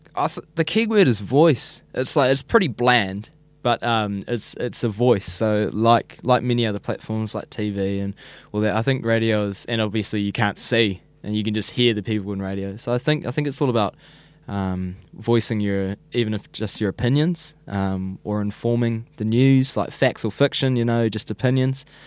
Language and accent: English; Whenuapai, Auckland, New Zealand; I grew up in Whenaupai, so it's a little, little, what would you call it, a little town in Whenaupai. Um, and I've been there all eighteen years of my life, same house